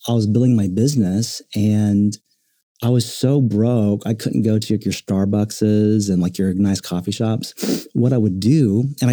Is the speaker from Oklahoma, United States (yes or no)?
yes; Oklahoma City, Oklahoma, United States; being born and raised in Oklahoma City